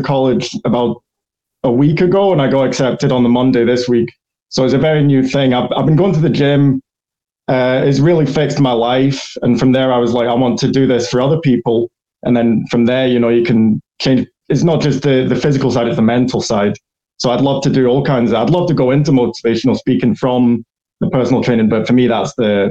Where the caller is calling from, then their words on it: Scotland, United Kingdom; from Scotland. I called in from Scotland.